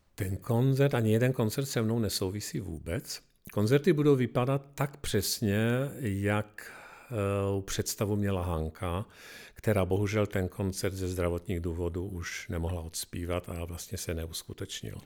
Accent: Košice, Košice Region, Slovakia; now in Czech Republic; Jedu domů do Košic

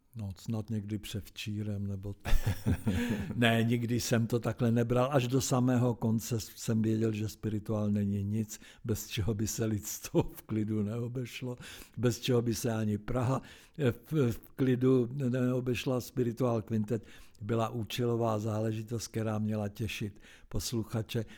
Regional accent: Zbraslav, Prague, Czechia; also born or lived in Lahovice; když jsem chodil do Zbraslavy

